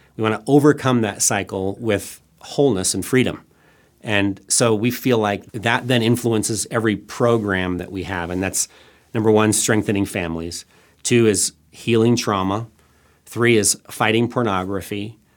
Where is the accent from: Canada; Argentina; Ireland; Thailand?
Thailand; also born or lived in Northwest Arkansas; I, I was born and raised in Thailand